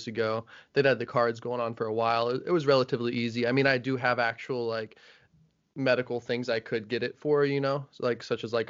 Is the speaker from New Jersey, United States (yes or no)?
yes; New Jersey, United States; also born or lived in Kansas; now in California, United States; I grew up in Jersey, and I lived in the Midwest and Kansas for a while